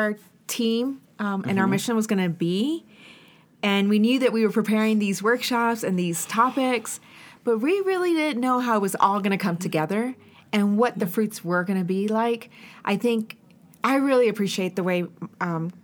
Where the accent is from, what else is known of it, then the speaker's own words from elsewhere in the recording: Honduras; first language Spanish; English is a second language; now in United States; we come from Honduras, and we can speak the language